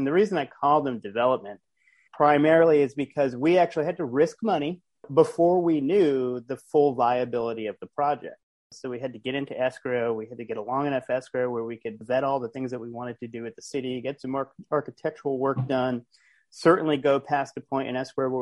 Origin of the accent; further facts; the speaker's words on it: Providence, Rhode Island, United States; also born or lived in Los Angeles, United States; now in Florida, United States; I'm from Providence, Rhode Island originally, but I currently live in Florida